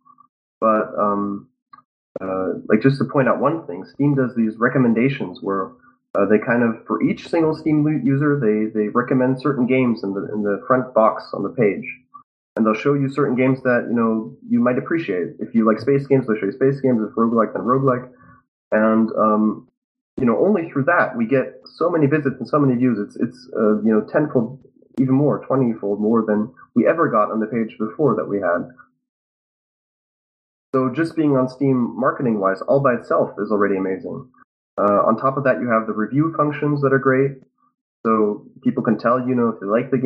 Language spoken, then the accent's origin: English; Germany; me being German